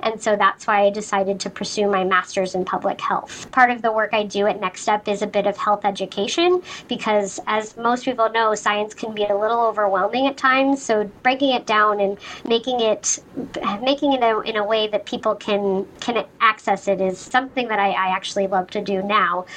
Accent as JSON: {"language": "English", "town": "Sandy", "region": "Utah", "country": "United States", "tie": "born or raised there", "also_born_or_lived": "Hawaii", "moved": "as an adult", "lives_now": "Boston, United States", "said": "I'm originally from Sandy, Utah, which is a you know suburb of Salt Lake City. I grew up there"}